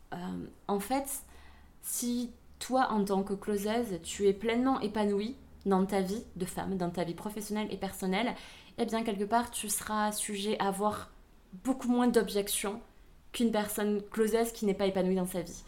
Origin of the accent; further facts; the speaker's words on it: Aveyron, Occitania, France; accent: southern French; also born or lived in Vietnam; J'ai vécu euh, donc toute mon enfance et mon adolescence en Aveyron